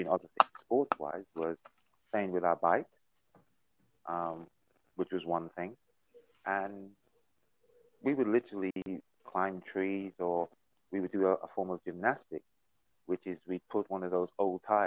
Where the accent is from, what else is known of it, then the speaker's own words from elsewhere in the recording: Guyana; moved away; I was born on St. Valentine's Day in 1966 in a place called Guyana